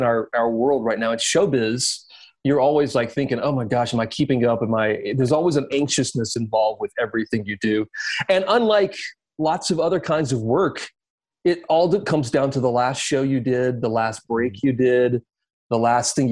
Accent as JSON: {"language": "English", "town": "Columbia", "region": "South Carolina", "country": "United States", "tie": "born or raised there", "said": "I grew up in South Carolina"}